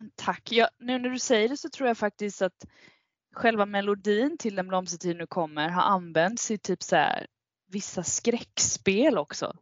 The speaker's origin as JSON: {"language": "Swedish", "town": "Kalmar", "region": "Kalmar County", "country": "Sweden", "tie": "born or raised there", "moved": "yes", "lives_now": "Stockholm, Sweden"}